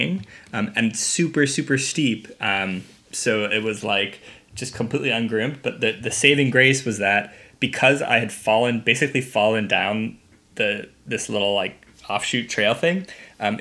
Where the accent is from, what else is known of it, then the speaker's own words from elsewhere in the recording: Nebraska, United States; moved away; also born or lived in Vancouver; I grew up in Nebraska, and there's no skiing in Nebraska.